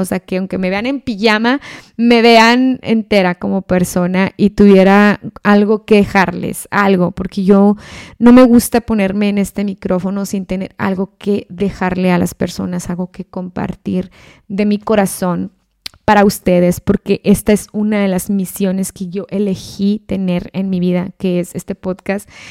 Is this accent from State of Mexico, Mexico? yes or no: no; Ciudad Juárez, Chihuahua, Mexico; moved away; la misma ciudad donde yo soy, de Ciudad Juárez, Chihuahua